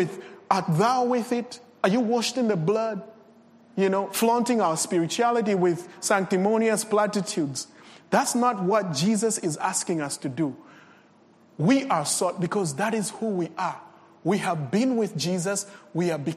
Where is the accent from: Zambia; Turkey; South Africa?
Zambia; Copperbelt Province; English is a second language; I come from Zambia in the Copper Belt